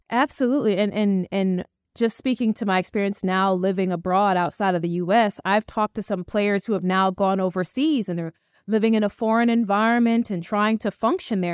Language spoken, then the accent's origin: English; New York City, New York, United States; also born or lived in Buenos Aires; I'm originally from Brooklyn, New York.